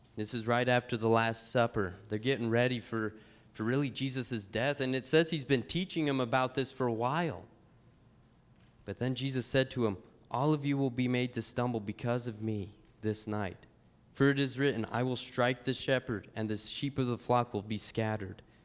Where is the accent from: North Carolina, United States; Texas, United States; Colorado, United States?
Colorado, United States; Pueblo; the church I grew up with in Pueblo, Colorado